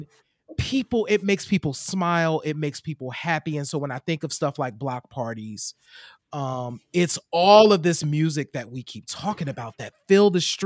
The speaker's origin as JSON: {"language": "English", "town": "Chester", "region": "Pennsylvania", "country": "United States", "tie": "born or raised there", "said": "my hometown of Chester, Pennsylvania"}